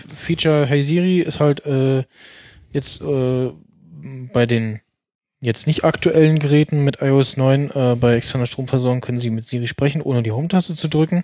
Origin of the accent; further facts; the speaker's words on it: Germany; als Deutscher